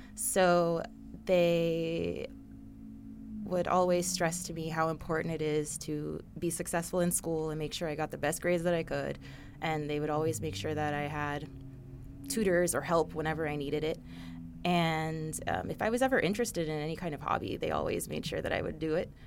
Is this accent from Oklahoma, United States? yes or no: no; Coconut Creek, Florida, United States; I grew up in Coconut Creek, Florida, which is near Fort Lauderdale